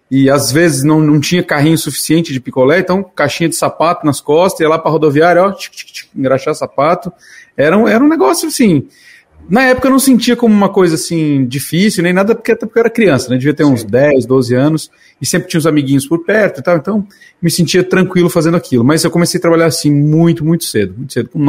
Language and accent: Portuguese; Santa Catarina, Brazil; born there; Eu nasci no interior de Santa Catarina.